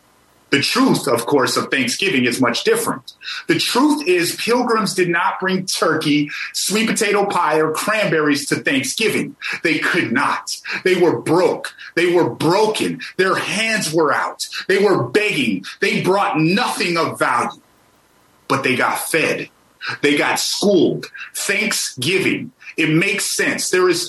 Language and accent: English; Amskapi Piikani Nation, Montana, United States; I come from the Amskapi Pagani Nation.